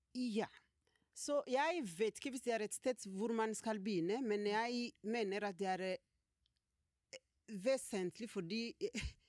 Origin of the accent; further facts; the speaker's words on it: South Kivu, DR Congo; Norwegian is a second language; moved away as an adult; now in Norway; kommer fra delen av Kongo